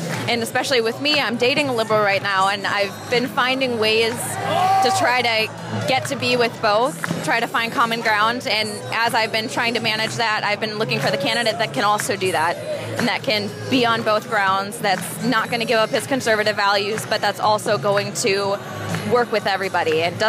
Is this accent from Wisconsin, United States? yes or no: yes; Madison, Wisconsin, United States; I'm from Madison, Wisconsin, which is not a very conservative town.